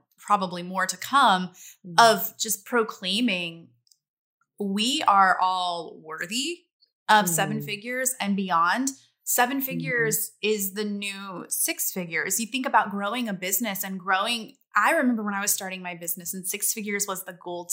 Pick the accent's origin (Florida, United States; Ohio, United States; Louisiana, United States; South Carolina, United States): Louisiana, United States; I grew up in Louisiana